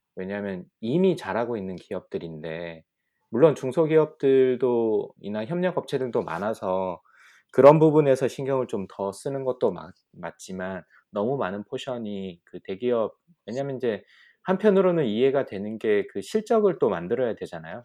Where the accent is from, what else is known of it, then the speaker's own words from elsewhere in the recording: Ulsan, South Korea; now in United States; 저도 이제 울산에 조금 있어봤고 울산이 고향인 사람 중에 한 명이니까